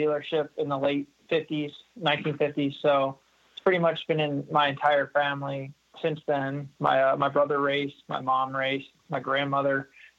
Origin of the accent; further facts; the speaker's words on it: Warrington, Pennsylvania, United States; also born or lived in Trevose, Pennsylvania; I grew up in Warrington, just a little bit northeast of there, but just kind of a small little town